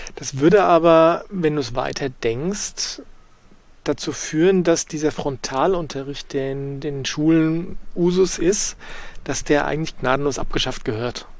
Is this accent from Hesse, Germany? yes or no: no; Bavaria, Germany; bei uns in Bayern